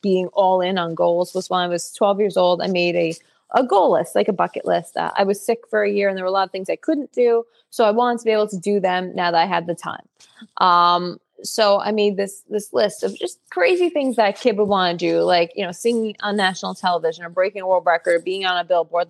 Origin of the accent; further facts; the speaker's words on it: Woodbridge, New Jersey, United States; I've always lived in New Jersey. I'm the 6th generation. My family's live in New Jersey. So I grew up in Woodbridge, which is more city-ish